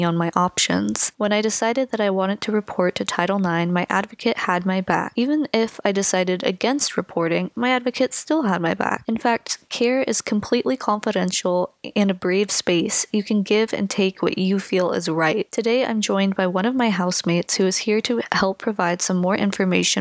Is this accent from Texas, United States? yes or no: no; Sacramento, California, United States; moved away as an adult; also born or lived in Santa Cruz, California; I'm originally from Sacramento, California, the city of trees